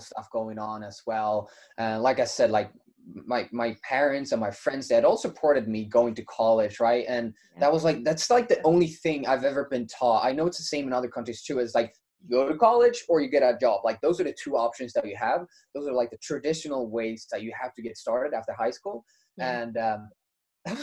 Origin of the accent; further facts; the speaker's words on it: Sweden; moved away as an adult; also born or lived in United States; I'm from Sweden.